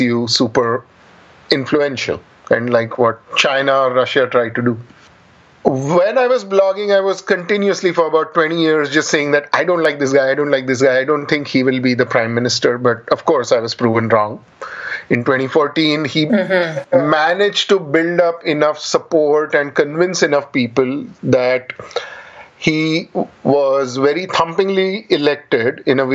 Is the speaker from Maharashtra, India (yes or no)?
yes; Pune, Maharashtra, India; moved away as an adult; now in United States; I grew up in Pune, a reasonably big city in India